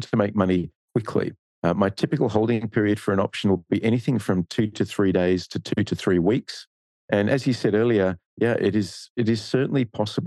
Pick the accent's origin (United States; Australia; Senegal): Australia; accent: Australian; now in Singapore; you can probably tell by my accent, I'm Australian